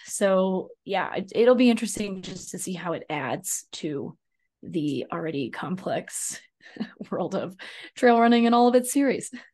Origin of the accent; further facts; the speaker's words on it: Arkansas, United States; moved away; I grew up in Arkansas